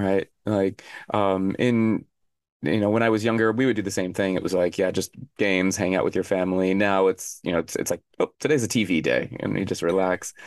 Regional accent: Arizona, United States; moved away as an adult; now in South Korea; I grew up in Arizona, and Arizona is a desert

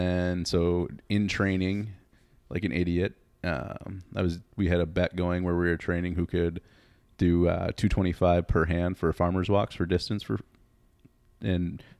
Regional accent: Twin Ports, United States; I grew up in the Twin Ports.

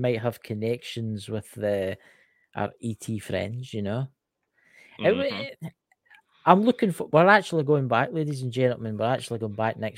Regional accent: Scotland, United Kingdom; I'm Scottish

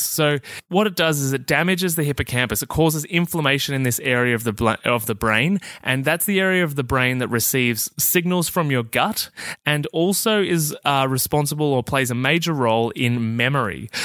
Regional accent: Australia; I'm Australian

